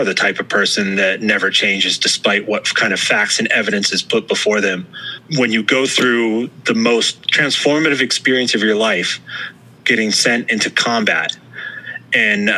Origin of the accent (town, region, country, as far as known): United States